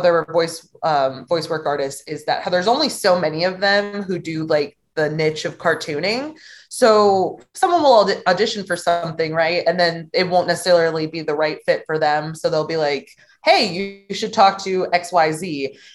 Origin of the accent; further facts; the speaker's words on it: St. Louis, Missouri, United States; also born or lived in Cape Girardeau, Missouri; I moved to my hometown of St. Louis